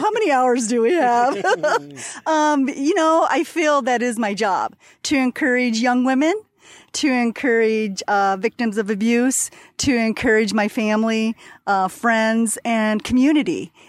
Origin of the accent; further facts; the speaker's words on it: Butler, Indiana, United States; I'm from Butler, Indiana, Northeast Indiana.